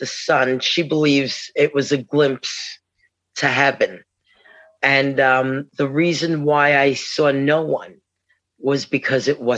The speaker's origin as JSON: {"language": "English", "region": "New York", "country": "United States", "said": "I'm from New York."}